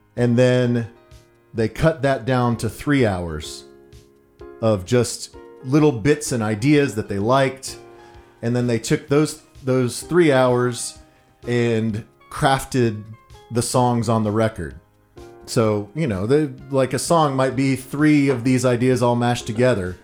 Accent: Texas, United States; I was from Texas

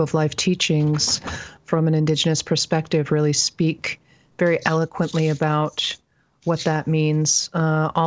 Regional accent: Penobscot Indian Island, central Maine, United States; I grew up on Bunawabskek Tribal Territory in central Maine

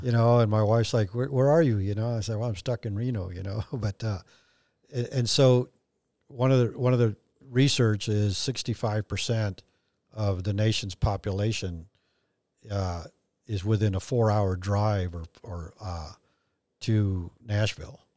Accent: Mexico; moved away; I have dual citizenship and, and I was born in Mexico and I, I'm fluent in Spanish

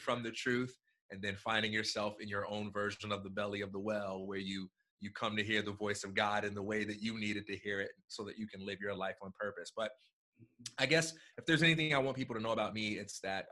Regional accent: Chicago, Illinois, United States; I'm from Chicago, Illinois

